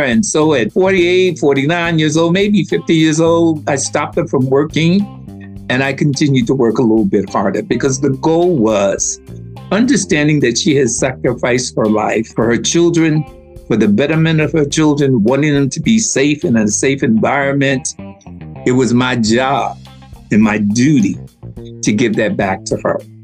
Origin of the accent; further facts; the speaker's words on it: United States; moved away as an adult; I'm from America